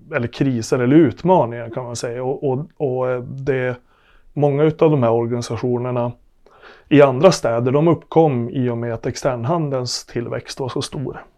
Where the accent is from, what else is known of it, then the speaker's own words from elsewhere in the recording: Arvidsjaur, Norrbotten County, Sweden; moved away as an adult; also born or lived in Luleå / Riksgränsen / Östergötland; now in Norrköping, Sweden; Kommer från Norrbotten. Född och uppvuxen i Arvidsjaur